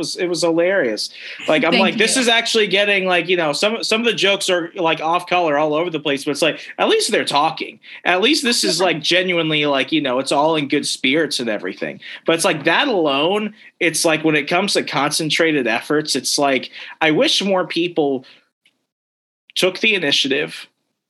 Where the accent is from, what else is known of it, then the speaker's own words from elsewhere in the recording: Sierra Vista, Arizona, United States; I'm from Sierra Vista. You could cook an egg on the sidewalk.